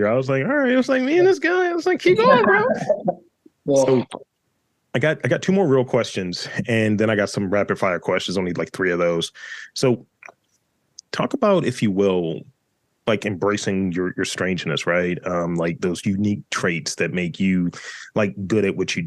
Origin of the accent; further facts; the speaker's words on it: Baltimore, Maryland, United States; I'm from East Baltimore